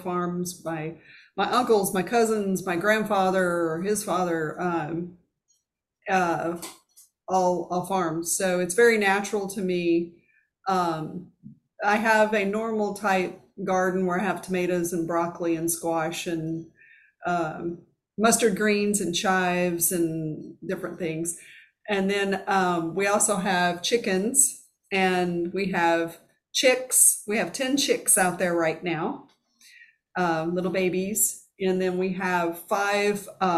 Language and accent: English; Arkansas Delta, United States; moved away as an adult; also born or lived in Columbia, Missouri / Springfield, Illinois / Southern Indiana; now in Louisville, United States; I'm from Arkansas